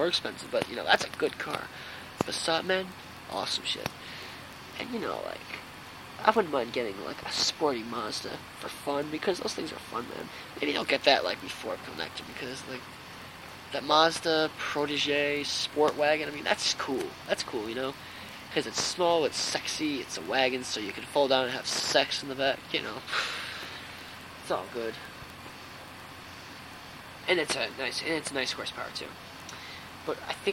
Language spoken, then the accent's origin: English; Woodstock, New York, United States; I think I am the only kid from Woodstock